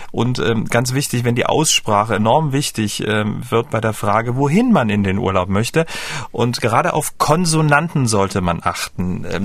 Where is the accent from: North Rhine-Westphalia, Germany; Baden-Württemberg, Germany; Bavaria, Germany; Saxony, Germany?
Saxony, Germany; Dresden; Ich komme ja ähm, aus Dresden